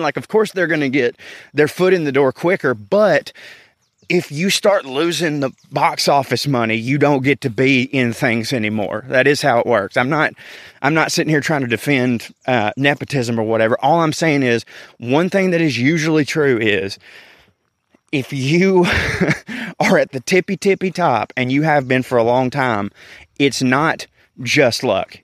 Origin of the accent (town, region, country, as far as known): the South, United States; accent: Southern